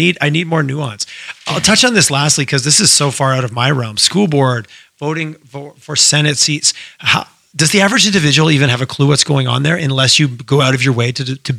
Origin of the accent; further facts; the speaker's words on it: Quebec, Canada; moved away as an adult; also born or lived in Alberta; now in Calgary, Canada; I grew up in Quebec, so I'm very familiar with the word referendum